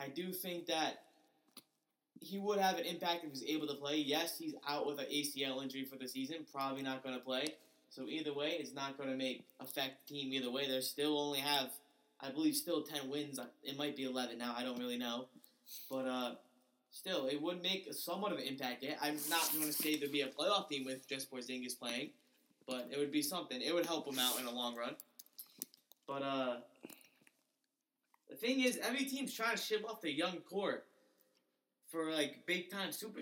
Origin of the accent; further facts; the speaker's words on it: Connecticut, United States; I'm from Connecticut